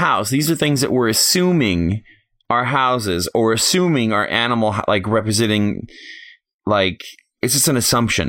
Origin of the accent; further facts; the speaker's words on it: United States; I'm an American.